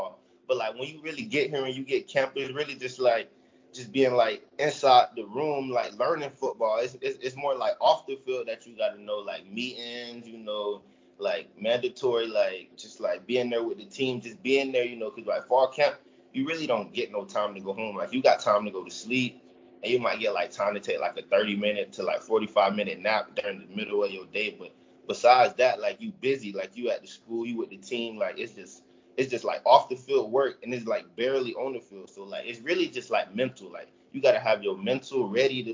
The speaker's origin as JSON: {"language": "English", "town": "Fort Pierce", "region": "Florida", "country": "United States", "tie": "born or raised there", "said": "growing up in Fort Pierce, you know, a lot of backyard football"}